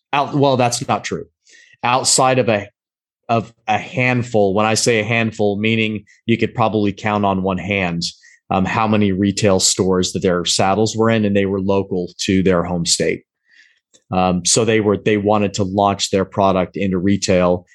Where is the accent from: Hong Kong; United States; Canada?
United States; Pacific Northwest; moved away as an adult; also born or lived in Southern Maryland / Spain; I grew up in the Pacific Northwest